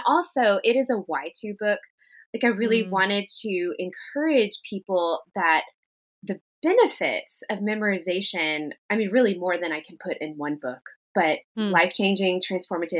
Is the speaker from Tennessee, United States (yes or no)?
yes; Tennessee, United States; something we did in the South, particularly where I grew up in Tennessee